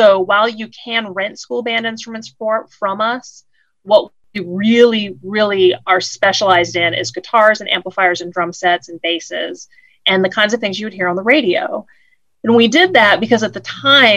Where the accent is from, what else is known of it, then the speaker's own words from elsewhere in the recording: Woodville, Ohio, United States; moved away; also born or lived in Georgia / Rome, Georgia; I grew up in Woodville and Gibsonburg, Ohio, which, as you said, is outside of Toledo.